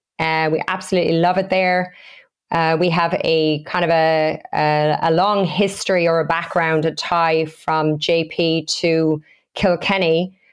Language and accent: English; Australia; moved away as an adult; now in Galway, Ireland; We came from Australia just 2.5 years ago, and we opened our first store in Galway City in November 2018.